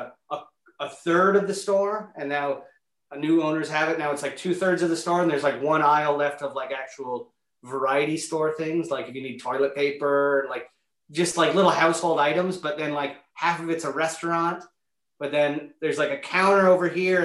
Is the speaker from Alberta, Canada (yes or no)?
no; Niagara-on-the-Lake, Ontario, Canada; I grew up in Niagara on the Lake. This little part of Niagara Lake called St. David's.